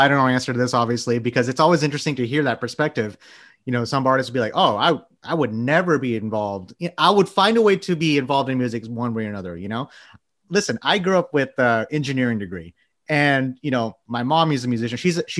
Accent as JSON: {"language": "English", "region": "Texas", "country": "United States", "said": "I'm from Texas. That's a given."}